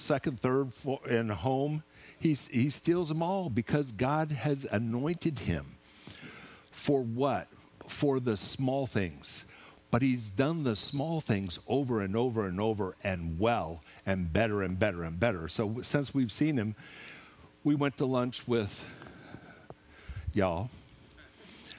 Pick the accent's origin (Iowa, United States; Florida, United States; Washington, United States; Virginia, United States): Washington, United States; Seattle; moved away; also born or lived in Clanton; I'm from Seattle